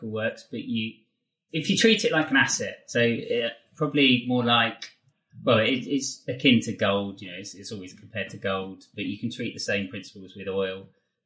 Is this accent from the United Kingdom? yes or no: yes; England, United Kingdom; as English people